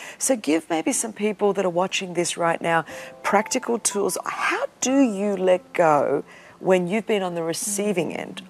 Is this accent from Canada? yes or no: no; Australia; now in United States; I'm Australian and now living here in America